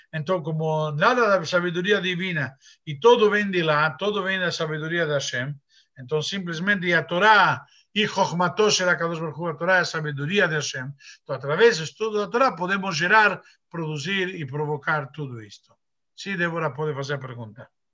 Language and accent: Portuguese; Argentina; moved away; eu sou argentino